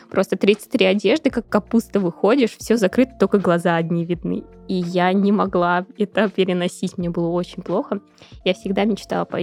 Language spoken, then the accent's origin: Russian; Tbilisi, Georgia; born there; Я сама родилась в Грузии, в Тбилиси. Это южный город, там минус 5, это уже холодно.